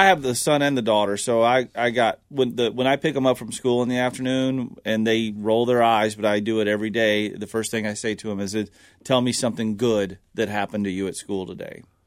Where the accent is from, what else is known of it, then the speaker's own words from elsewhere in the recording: the South, United States; growing up in the South, all we did was go to battlefields